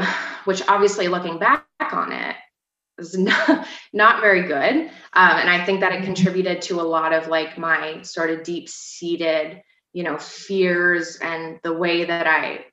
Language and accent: English; Vermont, United States; also born or lived in St. Albans, Vermont; I'm from Vermont. I've kind of lived all around Vermont. I probably spent the majority of my time in the St. Albans area